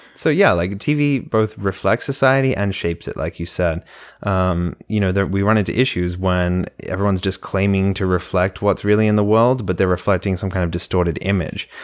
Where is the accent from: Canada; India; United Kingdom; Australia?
Australia; now in United States